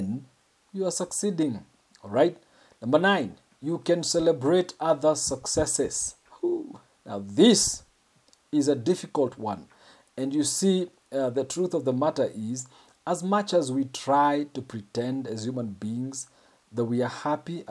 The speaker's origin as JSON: {"language": "English", "country": "Kenya", "said": "I'm a Kenyan"}